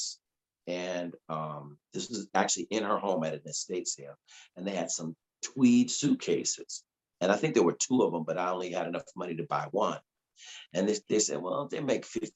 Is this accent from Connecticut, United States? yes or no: yes; Connecticut, United States; moved away; I'm from Connecticut, you know, and I just got out of music school